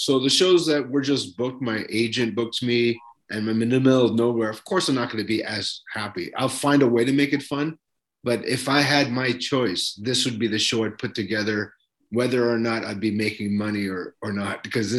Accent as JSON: {"language": "English", "country": "Philippines", "accent": "Filipino", "moved": "yes", "lives_now": "Canada", "said": "that's my Filipino accent slip."}